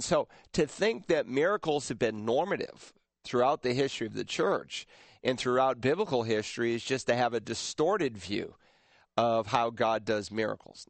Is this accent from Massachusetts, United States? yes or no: yes; Worcester, Massachusetts, United States; moved away; there's a Southern Baptist church in Worcester, Massachusetts, uh, my hometown